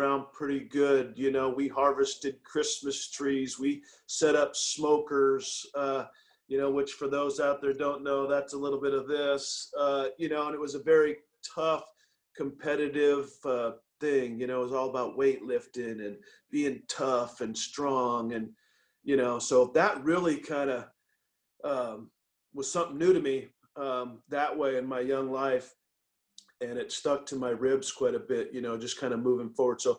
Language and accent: English; Tacoma, Washington, United States; moved away; I was from Tacoma. I went to a junior college outside of the city